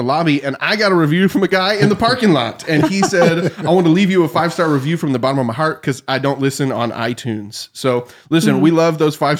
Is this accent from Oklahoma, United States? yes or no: yes; Oklahoma, United States; Listen, I'm technically from Oklahoma.